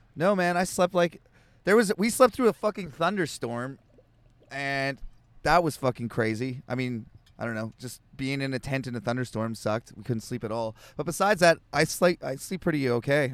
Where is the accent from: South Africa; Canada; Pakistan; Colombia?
Canada; I'm Canadian